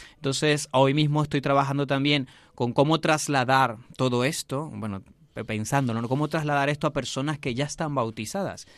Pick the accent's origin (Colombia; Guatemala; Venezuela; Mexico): Venezuela; moved away as an adult; now in Madrid, Spain; mi ciudad natal